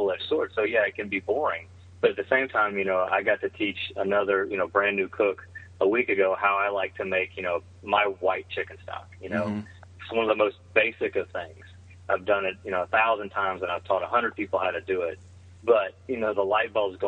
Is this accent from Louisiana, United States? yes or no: yes; South Louisiana, United States; also born or lived in Texas; I was born and raised in raised in South Louisiana. I was born in Texas.